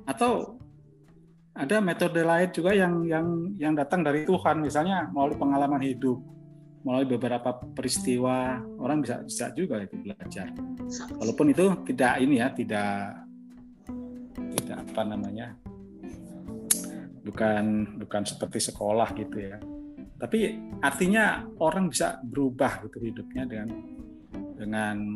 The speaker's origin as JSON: {"language": "Indonesian", "region": "Central Java", "country": "Indonesia", "said": "Misalnya melalui kesenian di daerah Jawa Tengah sana Pak, di daerah saya dulu orang itu bisa belajar mengenai perilaku yang baik"}